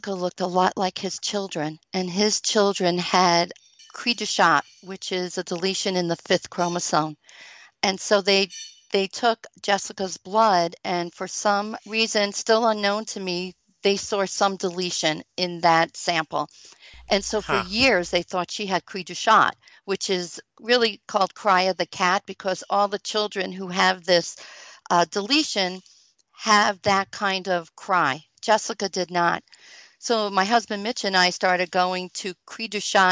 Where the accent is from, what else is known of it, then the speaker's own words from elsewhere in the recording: Long Island, New York, United States; moved away as an adult; also born or lived in Buffalo, New York; I'm from Long Island, New York